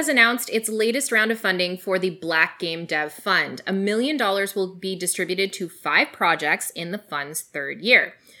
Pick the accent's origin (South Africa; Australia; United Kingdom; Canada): Canada; I mean, my home country has as well.